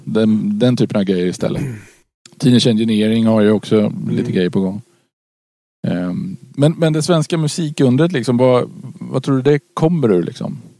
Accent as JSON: {"language": "Swedish", "town": "Karlskoga", "region": "Örebro County", "country": "Sweden", "tie": "born or raised there", "said": "Karlskoga, eh, min, min födelseort"}